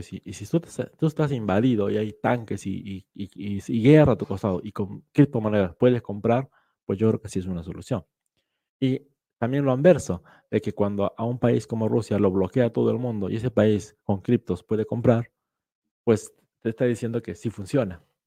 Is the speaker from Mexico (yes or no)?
no; Peru; yo como peruano